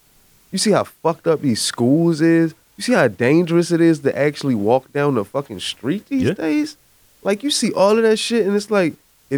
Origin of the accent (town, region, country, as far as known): Baltimore, Maryland, United States